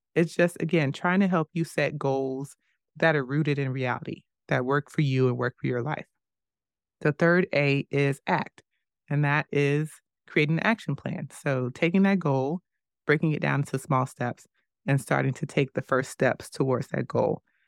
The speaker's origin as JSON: {"language": "English", "country": "United States", "said": "As an American"}